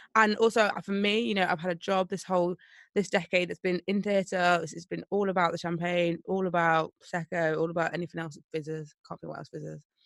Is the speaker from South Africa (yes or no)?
no; Nottingham, East Midlands, United Kingdom; I'm actually from Nottingham, born and bred.